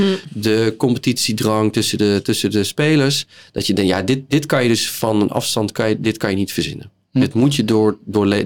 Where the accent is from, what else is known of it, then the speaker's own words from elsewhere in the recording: southern Netherlands, Netherlands; moved away; Ik kom uit het zuiden van Nederland en daar zijn we gewend om eens in de zoveel tijd carnaval te vieren